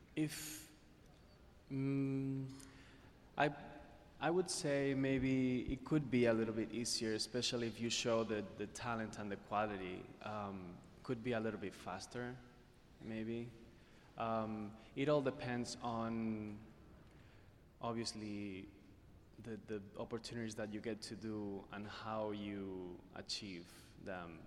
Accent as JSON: {"language": "English", "country": "Spain", "tie": "born or raised there", "moved": "yes", "said": "my time in growing up in Spain"}